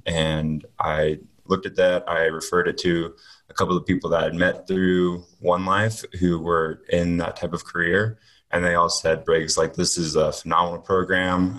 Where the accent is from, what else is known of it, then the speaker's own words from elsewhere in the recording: Hickory, North Carolina, United States; also born or lived in Greenville, South Carolina; I'm from Hickory, North Carolina. I lived there nine or ten years, and I moved there from Greenville, South Carolina, where I spent kind of the beginning half of my life